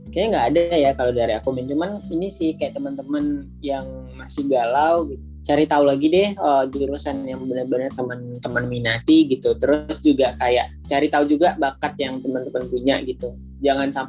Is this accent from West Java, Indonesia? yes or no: no; West Sumatra, Indonesia; Terus aku berasal dari Sumatera Barat, jadi gak jauh ya.